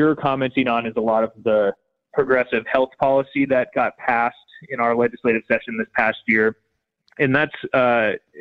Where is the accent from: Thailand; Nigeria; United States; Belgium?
United States; Steamboat Springs, Colorado; now in Avon, United States; I grew up in Steamboat Springs and my family still lives there, but I live down in Eagle County now in the town of Avon.